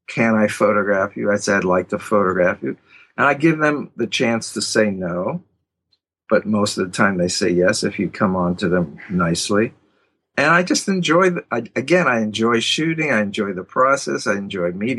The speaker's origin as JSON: {"language": "English", "town": "Pittsburgh", "region": "Pennsylvania", "country": "United States", "moved": "yes", "lives_now": "New York, United States", "said": "I'm from Pittsburgh."}